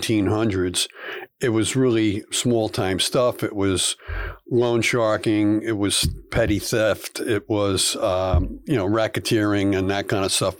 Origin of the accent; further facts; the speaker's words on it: New Jersey, United States; growing up in Jersey too